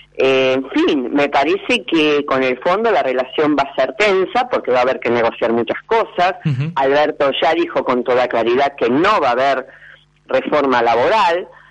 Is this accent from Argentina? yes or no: yes; Argentina; vamos a tener otra posibilidad como argentinos